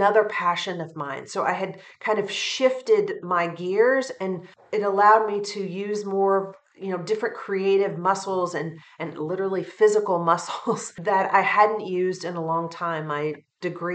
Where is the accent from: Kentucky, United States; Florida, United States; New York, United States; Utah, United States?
Kentucky, United States; Western; my area that I grew up in Western Kentucky